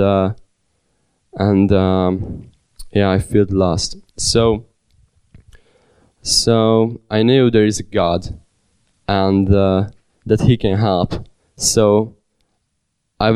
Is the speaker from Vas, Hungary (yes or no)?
yes; Sárvár, Vas, Hungary; born or raised there; also born or lived in Budapest, Hungary